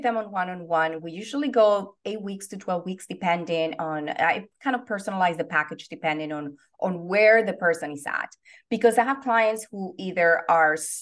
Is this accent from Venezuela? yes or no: yes; Venezuela; English is a second language; now in Los Angeles, United States; I am originally from Venezuela. And I've been in the United States since 1998. So I've been in the States longer than what I was, you know, living in Venezuela, but I have not lost the accent